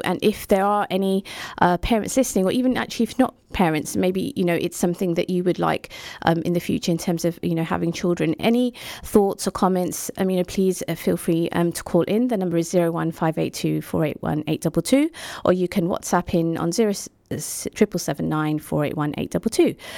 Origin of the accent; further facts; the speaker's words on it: United Kingdom; we're immigrants living in this country, um, who obviously we're, we're British